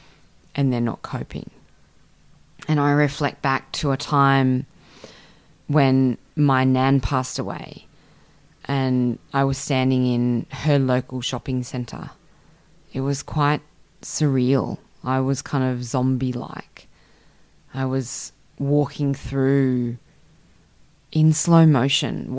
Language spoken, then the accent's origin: English; Canberra, Australian Capital Territory, Australia; now in Sydney, Australia; I grew up in Canberra, which is a nice, neat little city